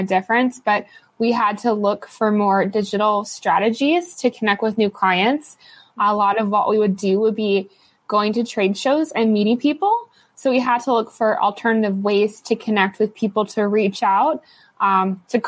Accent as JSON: {"language": "English", "region": "Ohio", "country": "United States", "tie": "born or raised there", "said": "Where I grew up in Ohio"}